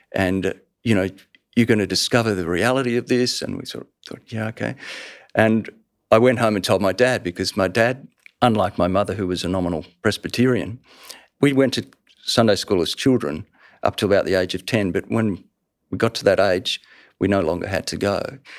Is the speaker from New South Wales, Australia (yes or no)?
no; Melbourne, Victoria, Australia; I lived the first ten years of my life in that street in Surrey Hills in Melbourne